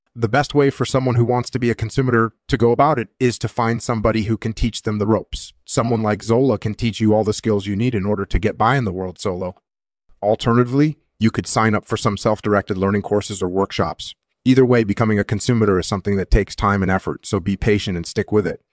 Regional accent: Hawaii, United States; moved away as an adult; also born or lived in California; I grew up in Hawaii

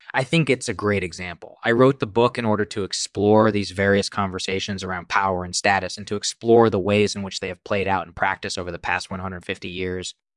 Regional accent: India; moved away; I was born in India, and I spent my formative years there

